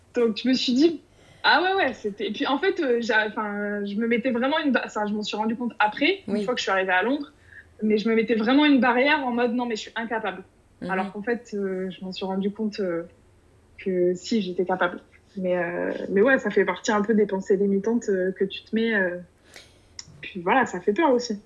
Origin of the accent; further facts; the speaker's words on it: Bordeaux, Nouvelle-Aquitaine, France; actuellement je suis à Bordeaux, euh, ma région d'origine